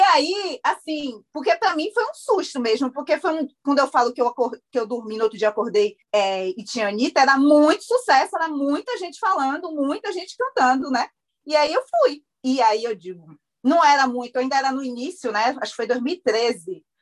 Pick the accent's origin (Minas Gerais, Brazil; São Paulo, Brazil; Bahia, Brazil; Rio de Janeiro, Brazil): Bahia, Brazil; eu sou da Bahia